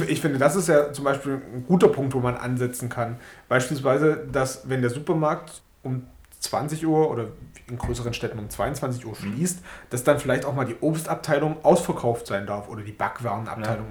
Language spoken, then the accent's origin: German; Germany; wir als Deutsche